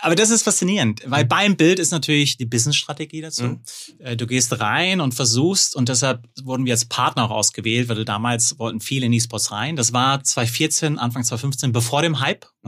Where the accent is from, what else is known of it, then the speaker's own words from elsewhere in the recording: Hückeswagen?, North Rhine-Westphalia, Germany; now in Munich, Germany; Geboren und äh, aufgewachsen am Niederrhein, Hüchse und lebe jetzt in München